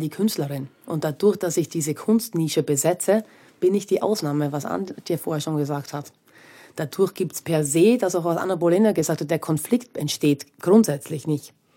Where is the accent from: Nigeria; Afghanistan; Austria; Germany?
Austria; moved away; ich bin aus Österreich weg